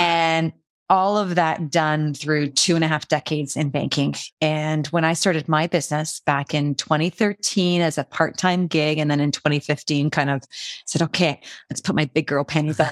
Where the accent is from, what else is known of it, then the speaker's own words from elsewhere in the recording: Canada; I'm Canadian